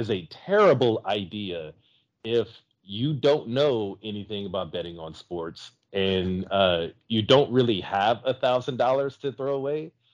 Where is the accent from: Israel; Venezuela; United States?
United States; South Louisiana; I'm from South Louisiana